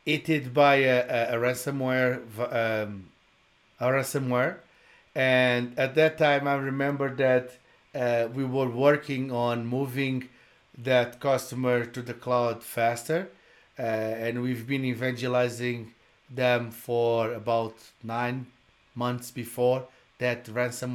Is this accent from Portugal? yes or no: yes; Portugal; English is a second language; moved away; also born or lived in Brazil; I'm original from Portugal. I did live in Brazil.